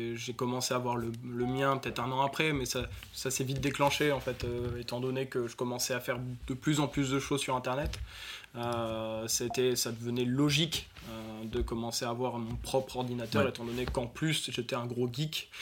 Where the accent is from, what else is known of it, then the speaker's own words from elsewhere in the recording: Nord, near Lille, Hauts-de-France, France; je suis d'origine du Nord, à Hasbrook pour ceux à qui ça parle, du Nord de la France au Nord de l'île